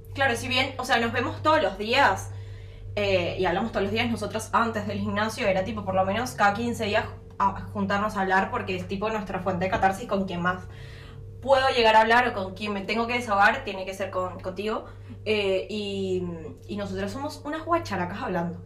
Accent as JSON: {"language": "Spanish", "town": "San Antonio de los Altos", "region": "Miranda", "country": "Venezuela", "moved": "as an adult", "lives_now": "Uruguay", "said": "yo soy de una parte cercana a Caracas cuando llegué era San Antonio del Salón."}